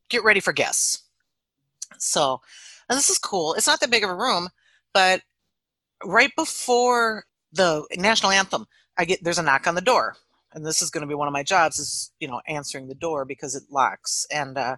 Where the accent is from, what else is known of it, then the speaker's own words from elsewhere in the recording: Stuartville, Minnesota, United States; Well, oh, we're from Stuartville, Minnesota.